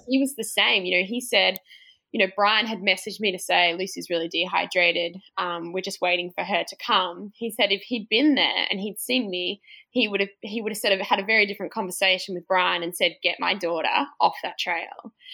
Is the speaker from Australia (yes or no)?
yes; Australia; i'm australian